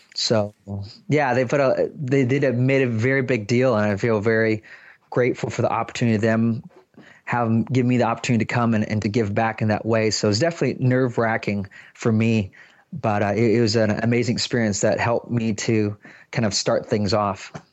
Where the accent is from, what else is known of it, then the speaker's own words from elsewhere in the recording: Seattle, Washington, United States; I'm from Seattle, Washington